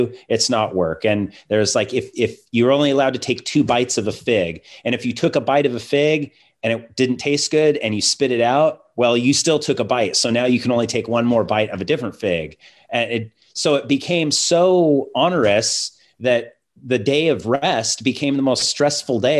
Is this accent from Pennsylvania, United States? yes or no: no; Seattle, Washington, United States; growing up in Seattle